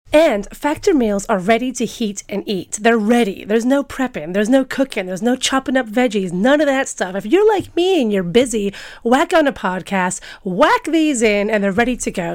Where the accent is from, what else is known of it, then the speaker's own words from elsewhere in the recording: United States; I'm American.